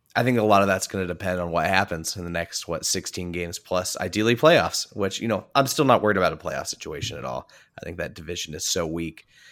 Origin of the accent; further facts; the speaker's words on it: Indiana, United States; I'm from Indiana.